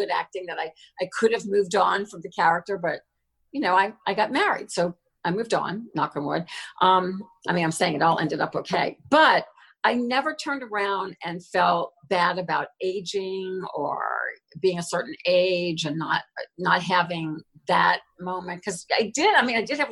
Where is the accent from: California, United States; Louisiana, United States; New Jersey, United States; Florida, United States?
Louisiana, United States; New Orleans; moved away; also born or lived in Lafayette, Louisiana / Los Angeles; We're originally from New Orleans